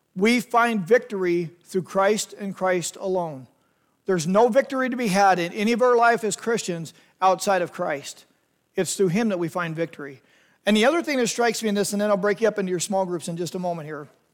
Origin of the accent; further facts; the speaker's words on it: United States; as Americans